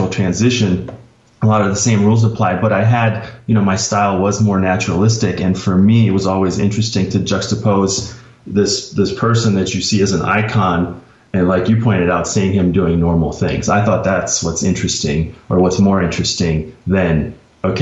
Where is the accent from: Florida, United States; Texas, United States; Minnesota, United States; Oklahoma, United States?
Minnesota, United States; Minneapolis; I grew up in Minneapolis. So just as a Minneapolis kid